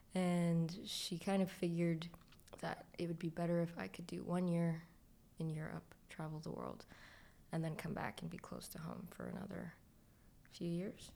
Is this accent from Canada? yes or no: yes; Scarborough, Ontario, Canada; I was raised in Scarborough